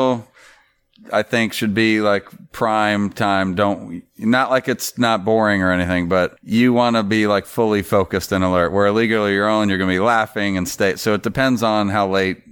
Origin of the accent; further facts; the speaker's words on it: Florida, United States; growing up in Florida, there was no local team